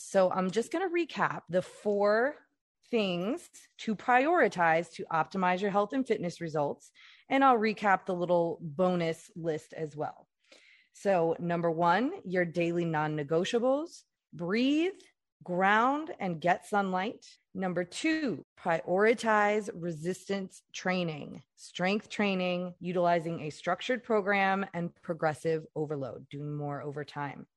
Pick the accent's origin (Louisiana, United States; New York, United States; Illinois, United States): Louisiana, United States; I'm from Louisiana